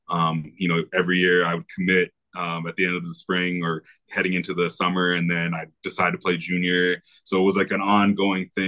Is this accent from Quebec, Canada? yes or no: no; Vancouver, British Columbia, Canada; raised there, but I, I was uh, more or less raised in Vancouver.